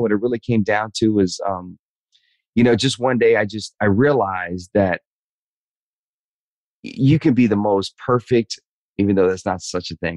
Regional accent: the South, United States; growing up in the South

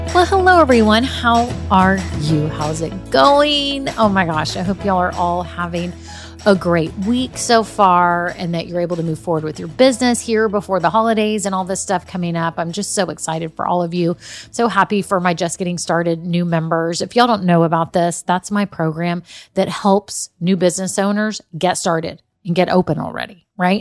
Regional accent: Austin, Texas, United States; I'm from Austin

